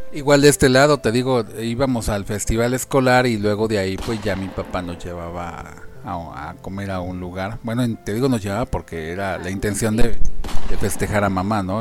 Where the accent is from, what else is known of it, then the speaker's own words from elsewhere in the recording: Mexico; los, los mexicanos